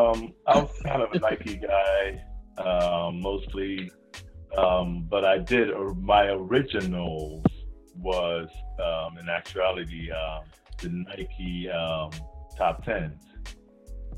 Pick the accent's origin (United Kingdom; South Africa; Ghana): Ghana; moved away; also born or lived in New York; I'm originally from Ghana